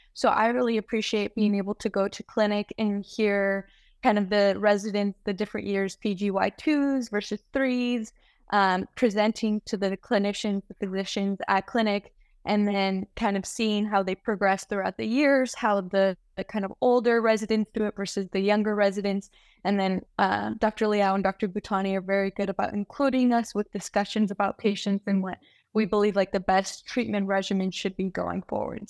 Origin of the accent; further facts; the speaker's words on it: United States; moved away as an adult; also born or lived in Reno, Nevada; now in San Francisco, United States; I was born and raised in the Lake Tahoe area